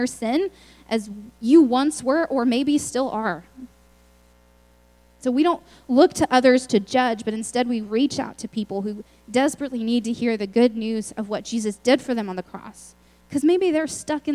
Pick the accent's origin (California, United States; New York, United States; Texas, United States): Texas, United States; Lubbock; I'm from Lubbock, Texas, which is far away